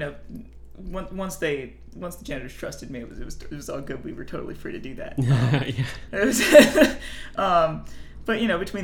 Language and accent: English; Arlington, Virginia, United States; I actually grew up in Arlington